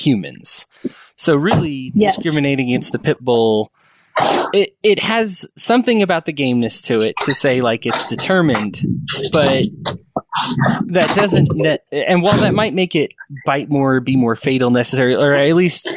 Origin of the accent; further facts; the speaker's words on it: Aurora, Colorado, United States; what I consider my hometown of Aurora, Colorado